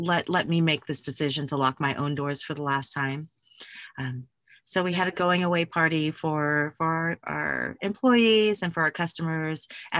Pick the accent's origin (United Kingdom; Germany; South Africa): Germany; Well, I grew up as an Army brat. I loved my childhood. I grew up in Germany